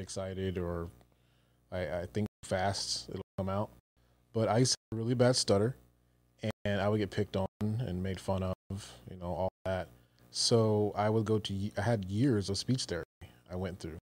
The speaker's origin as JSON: {"language": "English", "town": "Newport News", "region": "Virginia", "country": "United States", "moved": "yes", "said": "I'm originally from Virginia, Newport News, Virginia"}